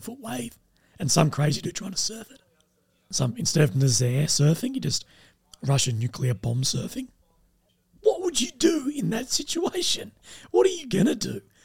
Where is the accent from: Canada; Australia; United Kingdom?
Australia; Adelaide, South Australia; I'm from Adelaide, Australia